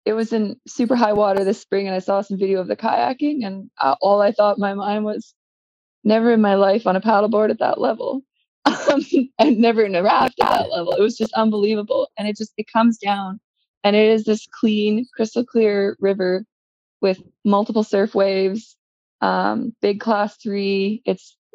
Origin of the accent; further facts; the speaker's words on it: central northern British Columbia, Canada; here in my hometown